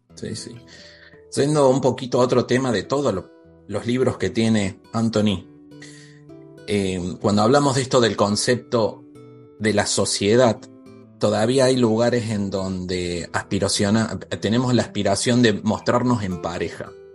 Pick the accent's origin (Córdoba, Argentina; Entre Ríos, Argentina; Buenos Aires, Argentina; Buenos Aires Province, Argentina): Córdoba, Argentina; yo soy de Argentina, de Córdoba